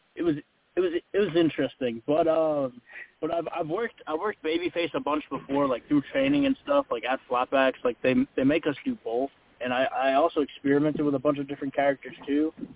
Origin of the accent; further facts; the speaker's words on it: Massachusetts, United States; moved away as an adult; now in Florida, United States; I'm from Massachusetts originally